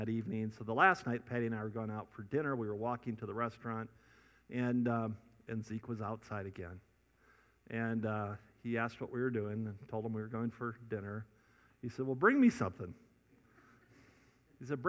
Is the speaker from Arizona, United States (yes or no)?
yes; Scottsdale, Arizona, United States; I'm from Scottsdale.